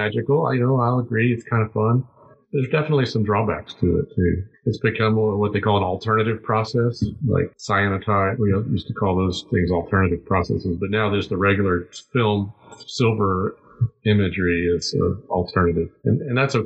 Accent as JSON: {"language": "English", "town": "McAllen", "region": "Texas", "country": "United States", "tie": "born or raised there", "moved": "as an adult", "lives_now": "San Antonio, United States", "said": "I grew up in McAllen"}